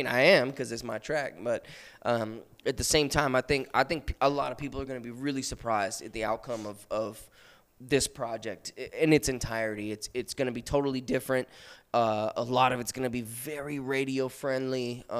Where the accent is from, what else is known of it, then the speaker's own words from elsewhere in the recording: West Coast, United States; It's funny too, cause like I'm from the West Coast, but I have a lot of East Coast influences.